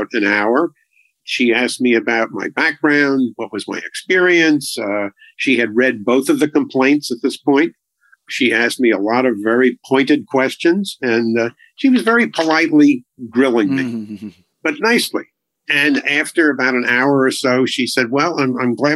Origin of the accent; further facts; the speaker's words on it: Long Island, New York, United States; I was raised on Long Island.